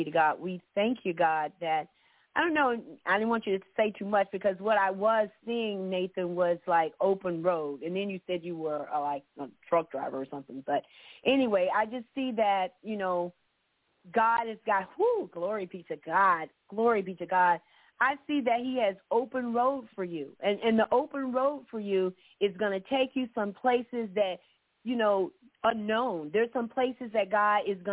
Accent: Orlando, Florida, United States; moved away; I was born and raised in Orlando. I'm not there anymore

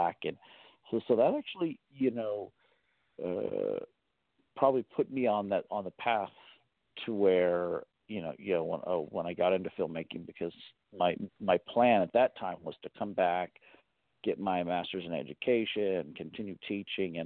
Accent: Sonoma County, Northern California, United States; I grew up in Northern California, Sonoma County

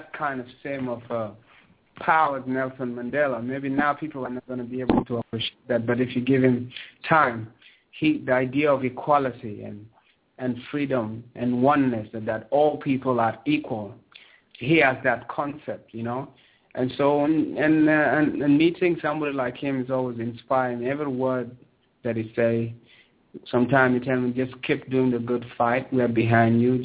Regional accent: South Sudan; also born or lived in Sudan; now in Toronto, Canada; I'm from Kush, you know, I'm from where the civilization begins

